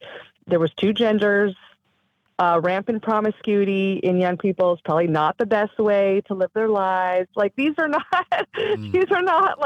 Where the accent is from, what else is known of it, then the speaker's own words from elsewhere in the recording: Southern California, United States; I grew up in Southern California